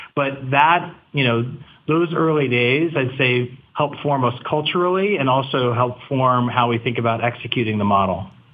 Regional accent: Virginia, United States; I grew up in Virginia

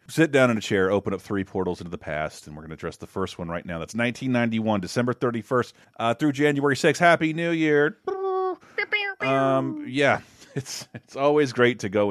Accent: the South, United States; We're from the South.

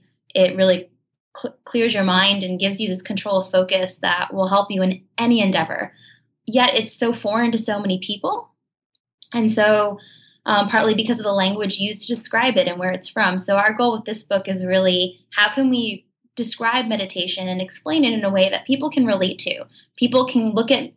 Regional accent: New Jersey, United States; moved away as an adult; now in San Francisco, United States; I guess I'm from New Jersey.

